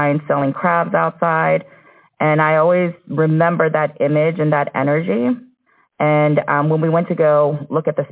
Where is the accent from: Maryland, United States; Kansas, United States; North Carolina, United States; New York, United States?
Maryland, United States; D.C. area; moved away as an adult; I grew up in Maryland, in D.C. area